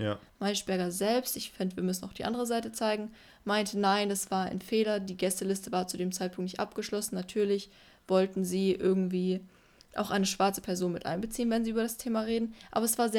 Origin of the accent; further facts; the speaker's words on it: Berlin, Germany; Ja. Klassisch. Ich komme aus Berlin